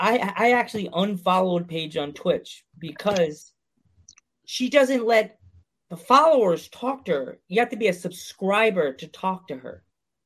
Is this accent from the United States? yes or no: yes; United States; I'm an American wrestling fan.